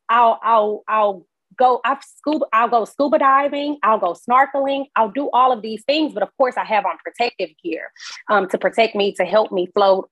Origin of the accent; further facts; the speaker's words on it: Houston, Texas, United States; grew up in Sunnyside